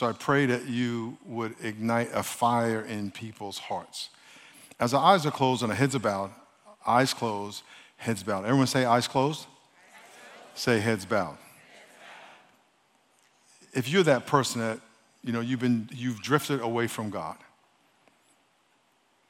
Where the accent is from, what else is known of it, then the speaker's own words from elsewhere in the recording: New York, United States; now in San Diego, United States; I'm from New York, so I've been here 40 years this year